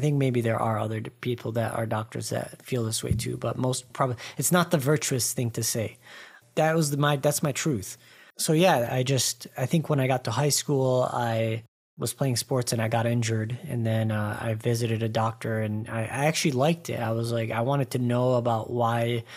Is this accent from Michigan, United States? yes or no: yes; Dearborn, Michigan, United States; moved away; I grew up in Metro Detroit, just outside. It's a suburb called Dearborn, where all of the Arabs are.